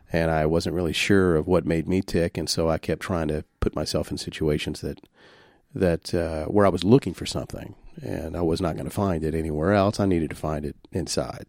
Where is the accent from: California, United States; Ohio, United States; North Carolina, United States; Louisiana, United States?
Louisiana, United States; Shreveport; I'm from Shreveport, Louisiana